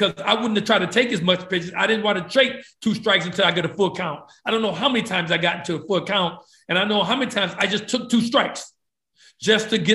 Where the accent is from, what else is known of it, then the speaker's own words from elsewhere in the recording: East Chicago, Indiana, United States; growing up in East Chicago, Indiana